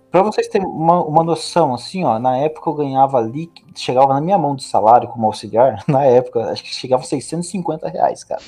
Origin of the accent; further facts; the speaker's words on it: Taubaté, São Paulo, Brazil; also born or lived in Rio de Janeiro; sou taubateano, nasci no Rio de Janeiro, mas digo que sou taubateano